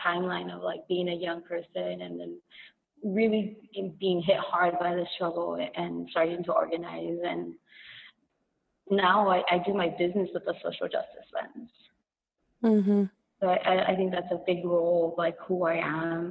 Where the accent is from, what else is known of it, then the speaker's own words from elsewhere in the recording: Los Angeles, California, United States; I'm from East